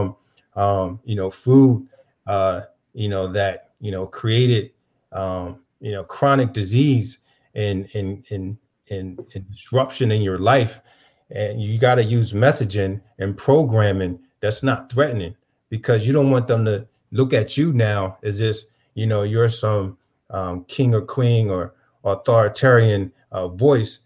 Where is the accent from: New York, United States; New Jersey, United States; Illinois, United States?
New Jersey, United States; Camden; When I was growing up in Camden, New Jersey